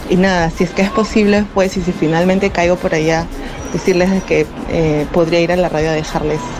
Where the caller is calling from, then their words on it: Lima, Peru; Hola, los saludos desde Lima